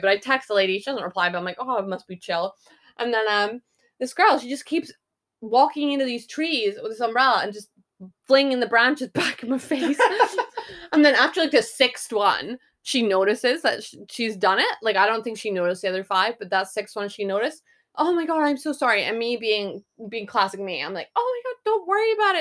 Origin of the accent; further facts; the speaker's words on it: Scotland, United Kingdom; I'm Scottish